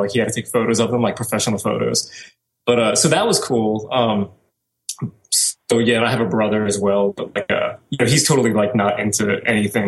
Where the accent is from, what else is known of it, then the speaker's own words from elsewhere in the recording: New Orleans, Louisiana, United States; I was born and raised in New Orleans, Louisiana